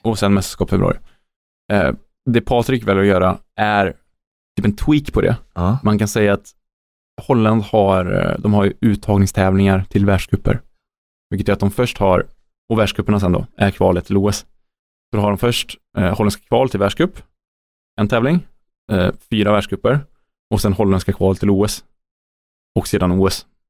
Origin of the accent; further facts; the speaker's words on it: Sweden; Som svensk